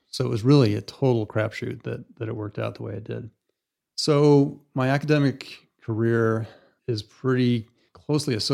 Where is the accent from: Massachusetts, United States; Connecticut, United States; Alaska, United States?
Alaska, United States; And when I grew up in Alaska, it was it was the last oil boom there.